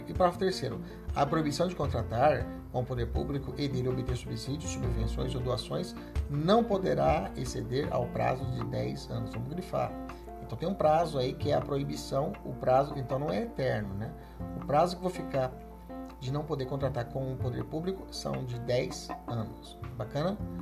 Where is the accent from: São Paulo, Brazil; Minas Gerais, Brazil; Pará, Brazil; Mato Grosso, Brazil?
Mato Grosso, Brazil; Cuiabá; aqui na capital Cuiabá, é, onde, no bairro onde eu cresci, que chama Morada da Serra